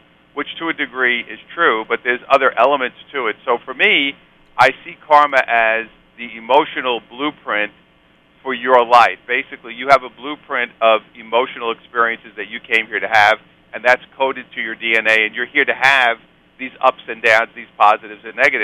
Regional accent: New York City, New York, United States; I'm a New York guy. I'm from Brooklyn.

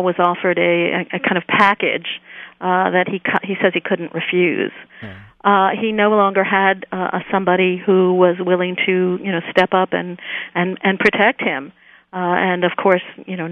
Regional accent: New York, United States; now in Los Angeles, United States; I hadn't grown up in Los Angeles. I grew up in New York

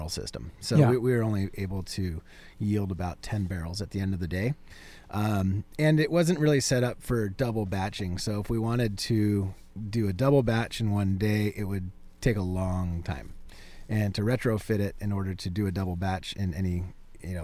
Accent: Laguna Beach, California, United States; myself and the other founder were both raised, born and raised in Laguna

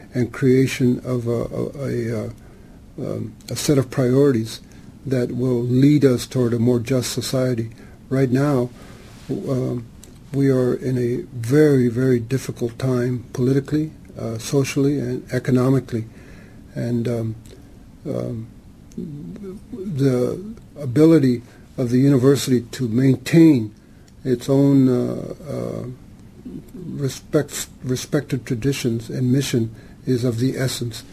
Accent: Santa Ana, California, United States; I was born here in Santa Ana in uh, the barrio called Santa Anita, uh, which is still there

